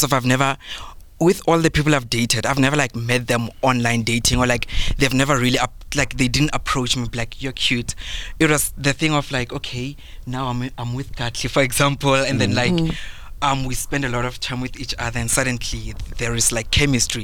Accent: South Africa; I'm from Bush, Matsonga.

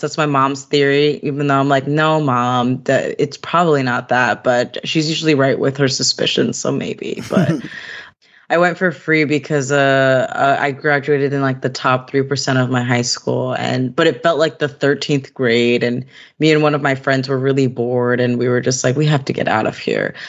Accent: Fishkill, New York, United States; I grew up in the Hudson Valley in New York. So a little town, I don't know if y'all know Fishkill.

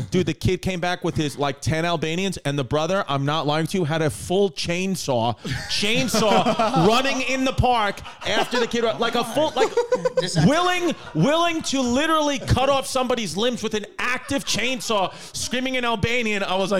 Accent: New York City, New York, United States; now in Los Angeles, United States; where I grew up in a place called Ridgewood, Queens, it had a lot of Albanians

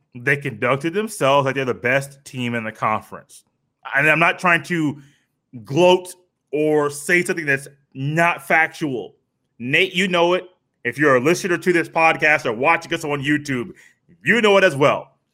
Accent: Indianapolis, Indiana, United States; I am from Indianapolis

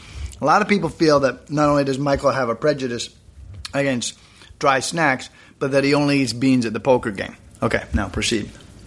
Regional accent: Canada; Canada, I'm Canadian, relatively new nation, 27 years old

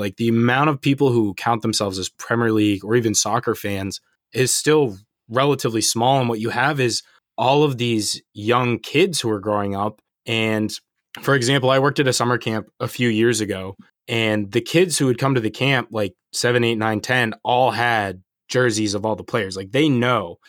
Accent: United States; as an American

